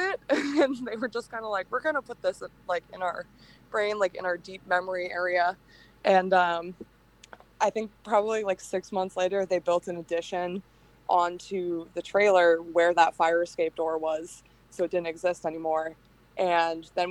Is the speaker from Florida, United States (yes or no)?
no; Hampton, New Hampshire, United States; I grew up in Hampton, New Hampshire, which is one of the like five seacoast towns